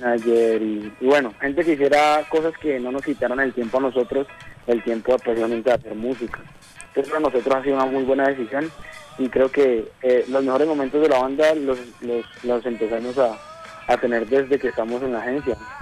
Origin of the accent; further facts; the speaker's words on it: Cali, Valle del Cauca, Colombia; nosotros somos del oriente de Cali